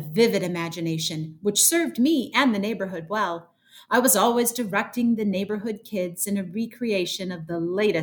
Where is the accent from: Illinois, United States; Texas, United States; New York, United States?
Illinois, United States; Joliet; moved away as an adult; now in Chicago, United States; my mom, who still lives in that house that I grew up in on Sunset Lane